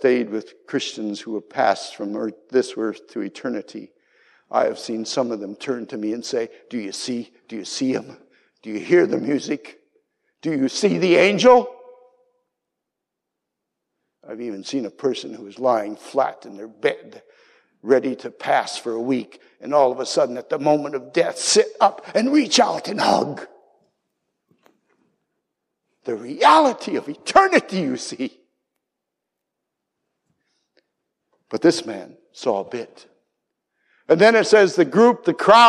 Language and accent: English; United States; moved away as an adult; also born or lived in Austria; In Austria, the one thing I had to learn as an American